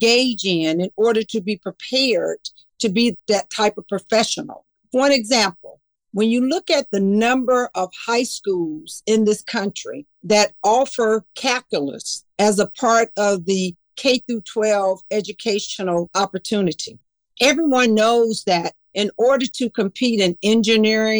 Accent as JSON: {"language": "English", "region": "the South", "country": "United States", "tie": "born or raised there", "moved": "yes", "said": "my life experiences as an African-American woman growing up in the South"}